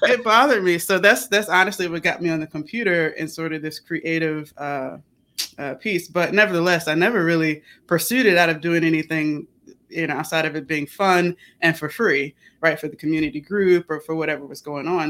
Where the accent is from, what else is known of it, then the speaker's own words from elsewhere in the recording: Chesapeake, Virginia, United States; moved away; I'm from Chesapeake, Virginia